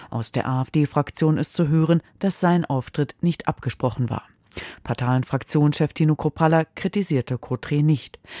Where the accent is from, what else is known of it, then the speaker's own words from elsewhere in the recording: Hesse, Germany; Meine Heimat ist Hessen. Hier bin ich verwurzelt